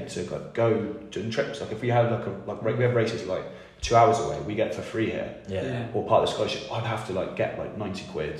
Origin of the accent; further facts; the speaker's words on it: United Kingdom; And I'm looking at my ratchet like being a Brit, like that's just rubbish.